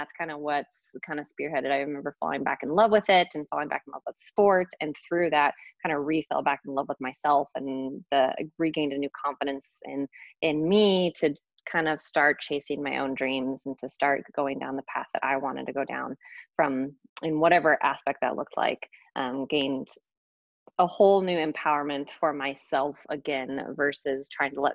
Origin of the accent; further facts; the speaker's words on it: Hood River, Oregon, United States; I grew up in Hood River.